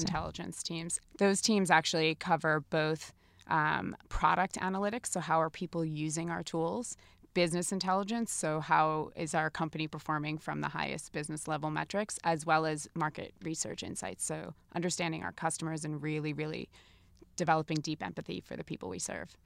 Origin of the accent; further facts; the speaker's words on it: New Jersey, United States; I am from New Jersey.